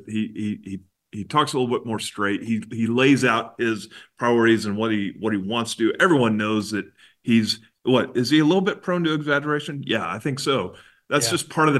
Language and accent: English; Texas, United States; As a Texan